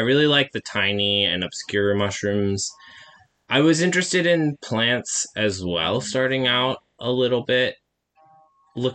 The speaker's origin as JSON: {"language": "English", "town": "Calistoga", "region": "California", "country": "United States", "tie": "born there", "said": "I was born actually out in Calistoga, so we lived there for the first couple of years of my life and then moved out here"}